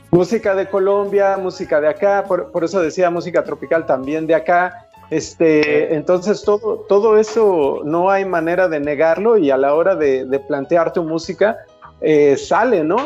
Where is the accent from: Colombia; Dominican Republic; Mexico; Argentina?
Mexico; como mexicano